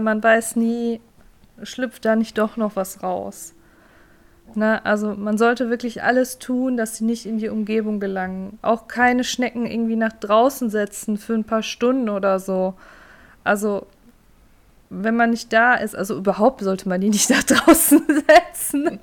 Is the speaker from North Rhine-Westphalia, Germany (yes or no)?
yes; North Rhine-Westphalia, Germany; bei uns in Nordrhein-Westfalen